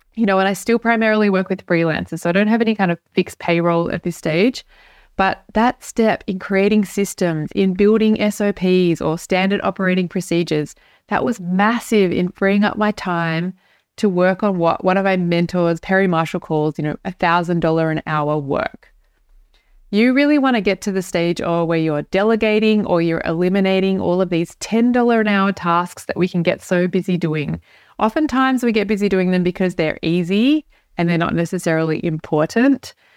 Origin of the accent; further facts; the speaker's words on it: Australia; now in Europe; I'm an Australian. I live in Europe